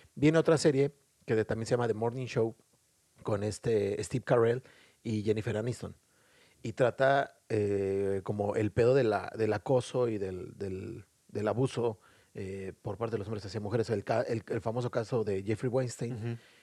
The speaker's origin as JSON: {"language": "Spanish", "country": "Mexico", "moved": "yes", "lives_now": "Dublin, Ireland", "said": "Como buen mexicano"}